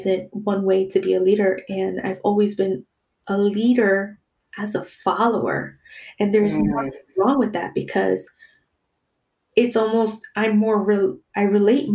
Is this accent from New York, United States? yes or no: yes; New York, United States; moved away as an adult; now in Los Angeles, United States; Growing up in New York, I grew up with very diverse friends